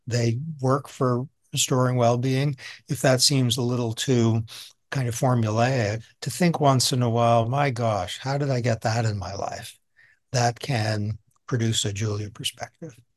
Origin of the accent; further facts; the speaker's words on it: outside of Boston, Massachusetts, United States; moved away; also born or lived in New York; I'm a suburban kid. I was raised outside of Boston